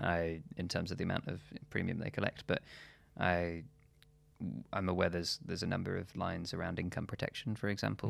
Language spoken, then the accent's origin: English; Shropshire, West Midlands, United Kingdom; moved away; also born or lived in London; my hometown, uh, in Shropshire